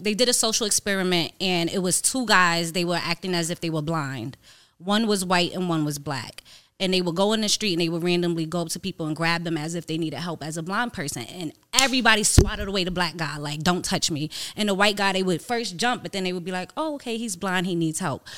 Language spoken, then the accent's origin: English; New York, United States; I'm from New York